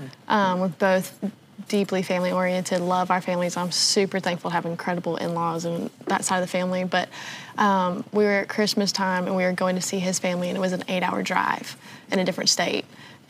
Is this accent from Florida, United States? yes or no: no; Georgia, United States; moved away as an adult; now in Tennessee, United States; Yeah, I was born and raised in Georgia. Lived there my whole life. I've lived in different parts of Georgia